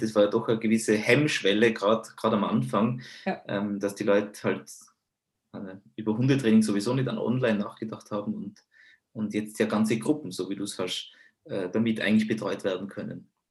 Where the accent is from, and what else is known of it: Tyrol, Austria